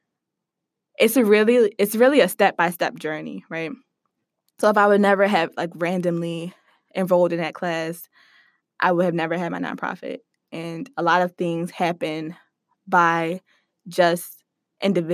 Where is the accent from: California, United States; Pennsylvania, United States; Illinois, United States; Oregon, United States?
Pennsylvania, United States; Philadelphia; I grew up in the Germantown section of Philadelphia